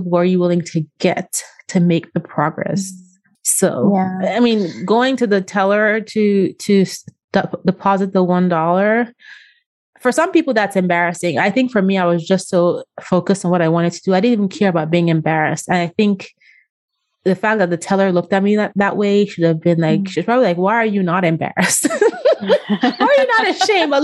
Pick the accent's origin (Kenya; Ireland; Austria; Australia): Austria; moved away; I was born in Austria. I went to part of grade school in Austria. I went to college in Austria